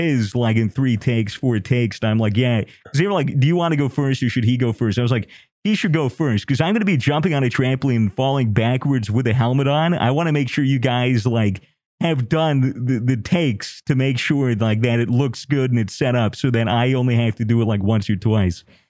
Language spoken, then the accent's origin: English; United States; I'm American